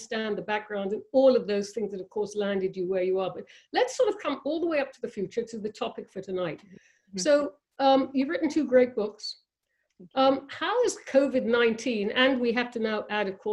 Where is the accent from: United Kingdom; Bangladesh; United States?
United Kingdom; England; when I was a kid growing up in England